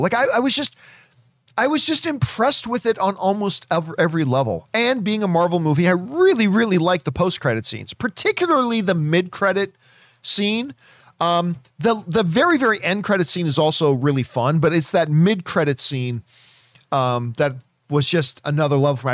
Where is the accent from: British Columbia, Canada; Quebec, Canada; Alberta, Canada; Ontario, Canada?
Ontario, Canada; Hamilton; my hometown of Hamilton, Ontario, Canada